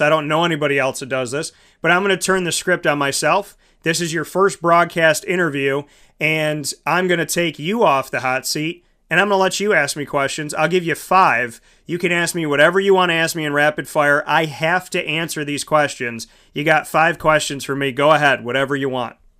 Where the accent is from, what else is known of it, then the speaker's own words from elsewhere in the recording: Syracuse, New York, United States; I grew up in Syracuse